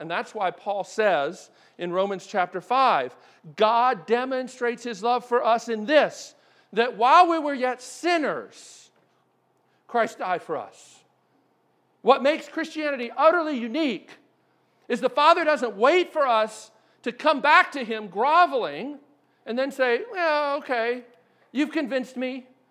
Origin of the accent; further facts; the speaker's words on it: Maryland, United States; moved away; I grew up in Maryland